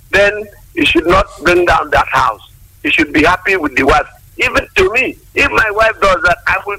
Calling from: Nyanya, Nasarawa, Nigeria; I'm calling from Nyanya here.

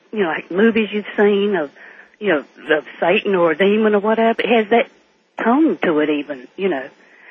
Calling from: Georgia, United States; I'm calling from Georgia. Can you tell?

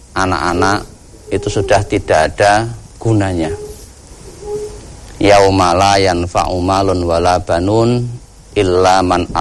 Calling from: Kalimantan, Indonesia; di Kalimantan, Ustaz

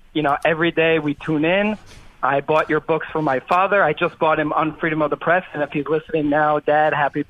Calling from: Israel; also born or lived in Miami, Florida; I'm calling from Miami, but I live in Israel. I am a combat veteran in the Israeli army.

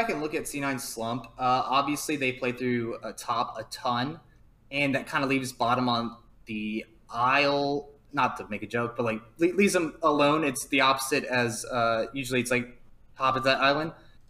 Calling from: Dallas, Texas, United States; Dallas, Texas.

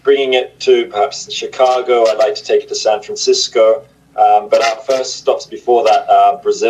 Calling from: Oxford, South East England, United Kingdom; I'm in Oxford in the United Kingdom.

